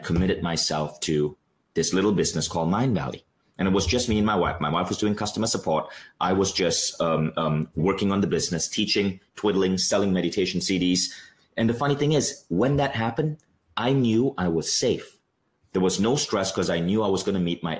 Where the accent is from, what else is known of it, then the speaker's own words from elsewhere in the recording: Malaysia; also born or lived in New York; I'm Malaysian